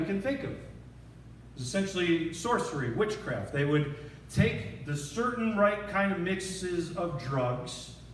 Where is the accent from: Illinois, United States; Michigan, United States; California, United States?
Michigan, United States; 30 minutes from Dearborn; born or raised there